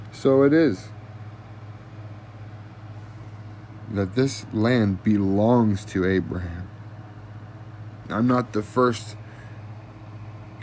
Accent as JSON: {"language": "English", "country": "United States", "tie": "born or raised there", "said": "I was born in America. I've been raised here"}